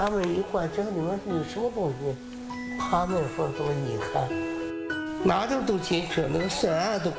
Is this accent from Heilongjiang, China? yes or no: no; Yantai, Shandong, China; 这个是我出生的地方。也是童年青年成长的地方